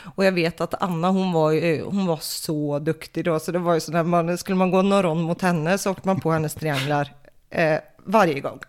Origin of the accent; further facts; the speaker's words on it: Floby, Västra Götaland, Sweden; moved away as an adult; also born or lived in Falköping / Oslo, Norway; från början så kommer jag faktiskt från Floby